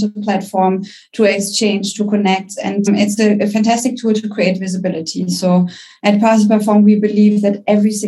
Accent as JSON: {"language": "English", "country": "Germany", "accent": "German", "second_language": "English", "said": "I'm German. You can probably hear it by my accent"}